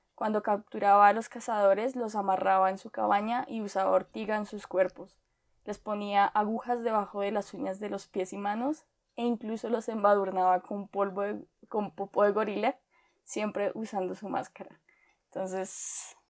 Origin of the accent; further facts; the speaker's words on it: Colombia; como colombianos